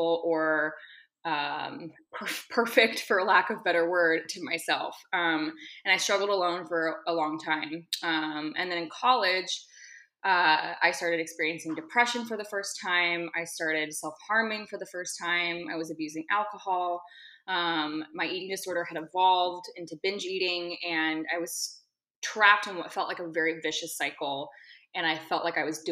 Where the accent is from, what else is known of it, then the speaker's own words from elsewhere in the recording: Seattle, Washington, United States; moved away; I'm currently in Seattle, Washington, which is my hometown.